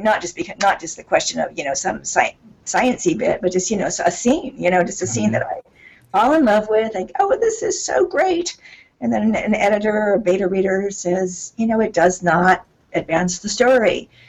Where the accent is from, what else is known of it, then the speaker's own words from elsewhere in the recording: California, United States; all my stuff has been set in California so far. Of course, even going to the Grand Canyon, I'm leaving my home state.